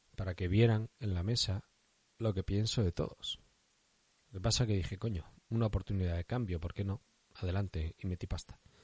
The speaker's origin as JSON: {"language": "Spanish", "region": "Basque Country", "country": "Spain", "said": "soy vasco"}